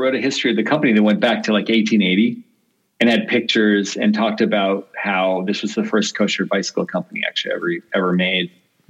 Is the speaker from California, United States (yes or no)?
yes; Berkeley, California, United States; I was in college, actually on the East Coast, but I was in my summer breaks in California. I grew up in Berkeley